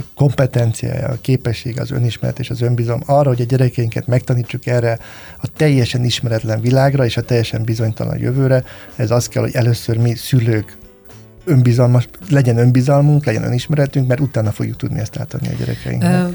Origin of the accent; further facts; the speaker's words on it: Hungary; amikor mi felnőttünk Magyarországon